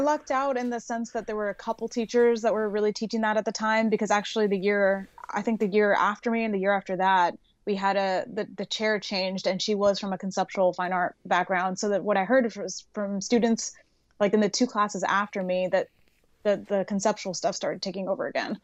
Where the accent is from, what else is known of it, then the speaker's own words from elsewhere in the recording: Los Angeles, California, United States; I grew up in, like, the Sunland, Tahunga area in California